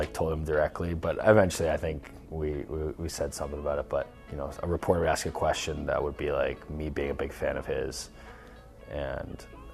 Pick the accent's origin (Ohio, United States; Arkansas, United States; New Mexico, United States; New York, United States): Ohio, United States; Dublin; I think we got there in maybe 95, 96. I was like 3 years old